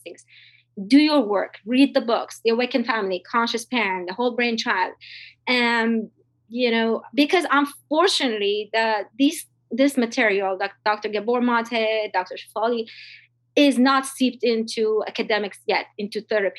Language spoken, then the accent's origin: English; Iran; I'm from Iran.